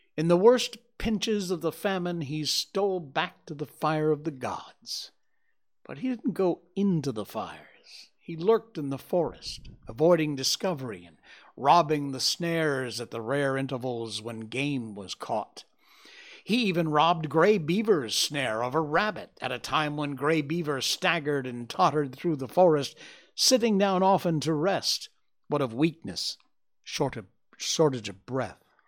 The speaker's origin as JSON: {"language": "English", "town": "Cornwall", "region": "Connecticut", "country": "United States", "tie": "born or raised there", "said": "We grew up together in my hometown in Cornwall, Connecticut."}